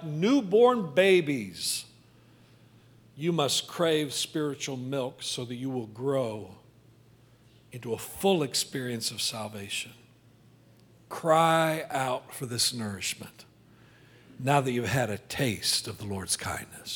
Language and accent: English; Midwest, United States; I grew up in the Midwest